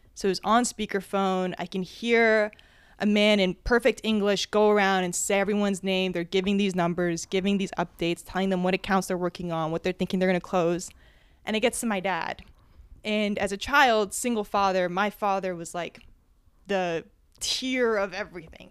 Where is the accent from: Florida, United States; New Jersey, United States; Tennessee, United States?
New Jersey, United States; I was born and raised in Jersey